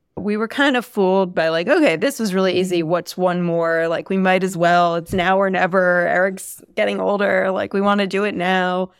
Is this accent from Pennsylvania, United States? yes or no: yes; Philadelphia, Pennsylvania, United States; I grew up Right outside of Philadelphia, went to Lower Marion High School